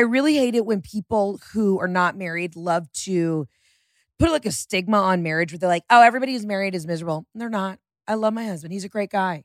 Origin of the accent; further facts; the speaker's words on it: Atlanta, Georgia, United States; moved away; Born and raised in Atlanta.